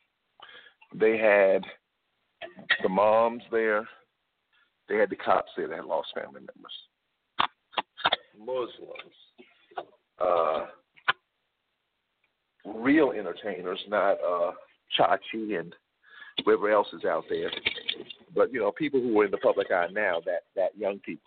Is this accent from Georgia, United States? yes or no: yes; Atlanta, Georgia, United States; I'm from Atlanta